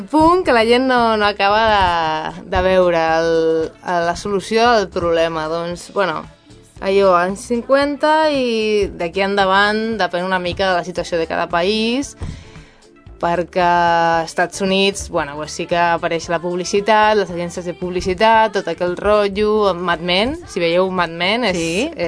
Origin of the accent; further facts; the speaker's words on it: Galicia, Spain; jo, que vinc de, de Galícia, en Galícia, no, en Galícia no és tan típic, allò, o no era tan típic quan jo vaig començar